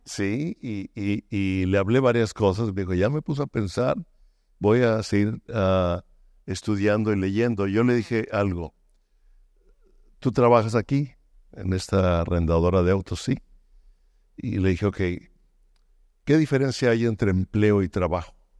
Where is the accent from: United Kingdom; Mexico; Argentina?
Mexico; moved away as an adult; also born or lived in Baja California Sur; now in United States; soy mexicano, que vivimos en Estados Unidos, ah, sigo siendo muy mexicano